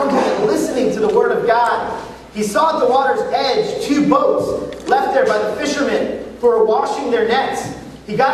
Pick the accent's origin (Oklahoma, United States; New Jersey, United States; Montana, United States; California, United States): California, United States; Los Angeles; moved away as an adult; now in New York City, United States; born and raised in Los Angeles, a Korean American immigrant. Um, just had a great childhood there, and then actually moved out to New York City and started living in Queens and was interning at a church. And so for the past 14 years, though, um, I've lived in New York